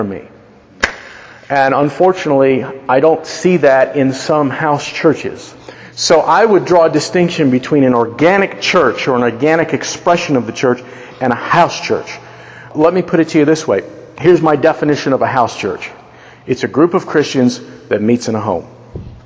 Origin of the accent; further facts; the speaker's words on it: United States; We are Americans